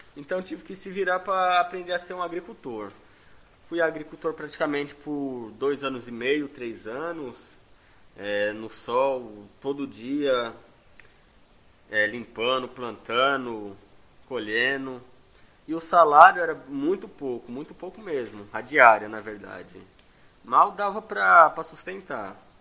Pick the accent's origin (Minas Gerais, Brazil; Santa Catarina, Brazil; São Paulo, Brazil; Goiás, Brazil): São Paulo, Brazil; Santo André; tenho 20 anos de idade, sou aqui de Santo André